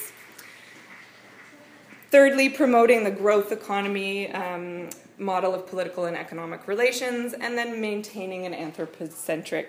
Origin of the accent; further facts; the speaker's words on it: Canada; accent: Canadian; moved away as an adult; also born or lived in New Zealand; now in Wellington, New Zealand; I am also Canadian